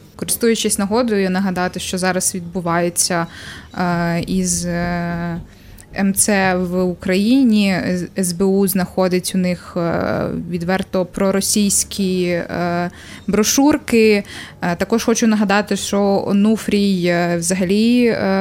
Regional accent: Ternopil Oblast, Ukraine; Тернопільщина, це моє, моя мала батьківщина

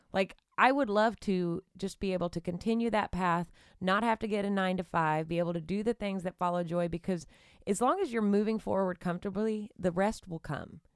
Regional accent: Nacogdoches, Texas, United States; moved away; growing up in East Texas

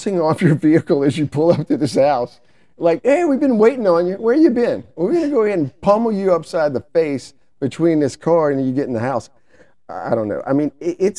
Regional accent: the South, United States; we're from the South, so we just call them stinging nettles

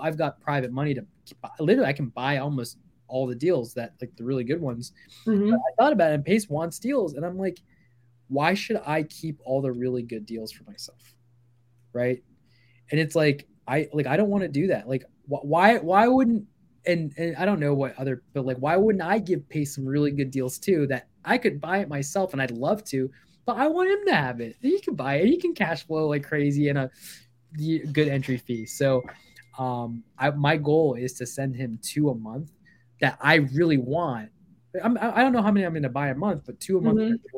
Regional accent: Virginia, United States; also born or lived in Bangladesh / Canada / Baltimore, Maryland; I come from the far eastern lands of Bangladesh. I immigrated here when I was I went to Canada like really young, and then we came here. We lived in Baltimore, Maryland, actually, when I was like four and a half. I grew up in Virginia

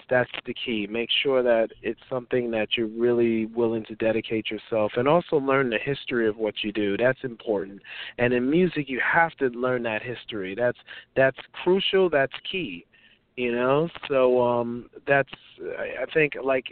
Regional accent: New York City, New York, United States; I'm American, born and raised in New York

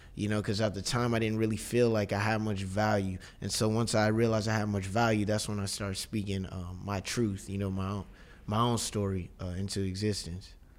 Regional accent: Inglewood, California, United States; now in Brooklyn, United States; we we're we're all from Inglewood

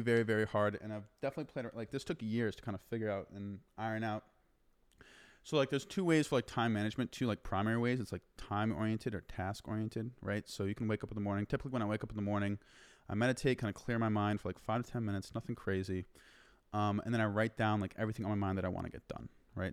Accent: Massachusetts, United States; moved away as an adult; also born or lived in Denver, Colorado; now in Austin, United States; I, I grew up and was born and raised in Massachusetts

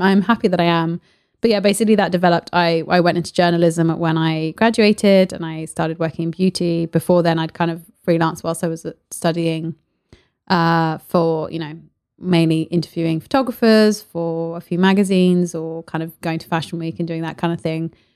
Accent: Paris, Île-de-France, France; moved away; I grew up in Paris. My mum was an artist, so we, you know, me and my sister grew up going to all the galleries

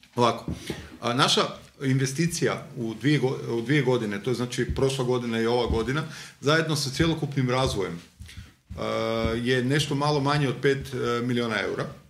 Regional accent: Zagreb, City of Zagreb, Croatia; Ja sam iz Novog Zagreba odrastao

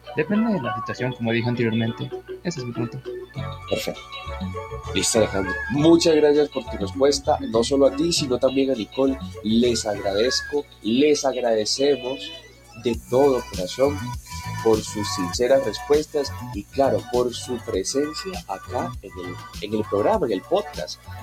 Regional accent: Medellín, Antioquia, Colombia; yo soy una paisa que desde muy chiquita vio la creación del metro de Medellín

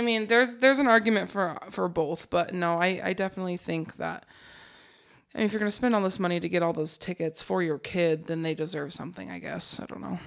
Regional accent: Alaska, United States; moved away; also born or lived in Colorado; I grew up in Alaska

